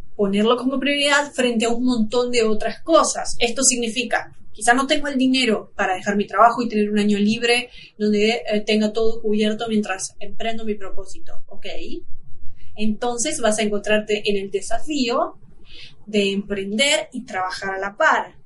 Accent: Argentina; nosotros somos de Argentina

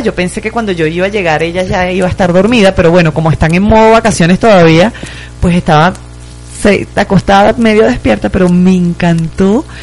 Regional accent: Venezuela; moved away; los venezolanos ahora somos del mundo.

